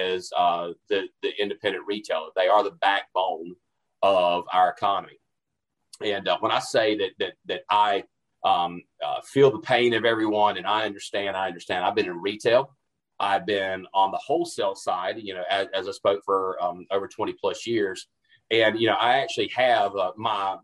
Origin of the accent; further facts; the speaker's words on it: Albemarle, North Carolina, United States; I'm from North Carolina originally, from a small little town called Albemarle, North Carolina